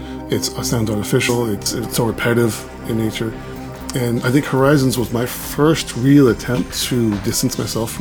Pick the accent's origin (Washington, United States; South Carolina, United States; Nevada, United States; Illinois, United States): Washington, United States; Seattle; also born or lived in Juneau, Alaska; I was born there in Juneau. I lived there for about 10 years. My folks moved to Seattle when I was about 10. And I've lived there ever since.